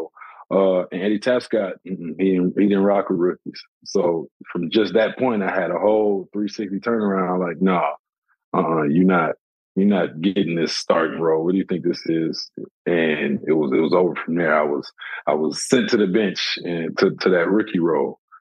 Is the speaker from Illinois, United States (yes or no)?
no; Flint, Michigan, United States; I'm from Flint.